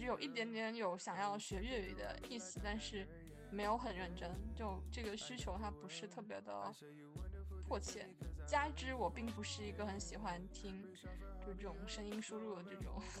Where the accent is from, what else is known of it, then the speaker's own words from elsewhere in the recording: Guangdong, China; accent: Teochew; first language Teochew; Chinese is a second language; now in Guangzhou, China; 因为我讲的是潮汕话嘛。然后，其实，在广州就我生活的这些年，